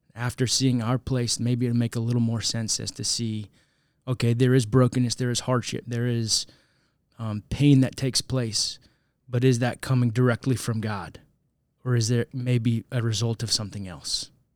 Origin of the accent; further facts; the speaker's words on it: St. Louis, Missouri, United States; also born or lived in Zambia; Even though I'm an American citizen, I've grown up in Saint Louis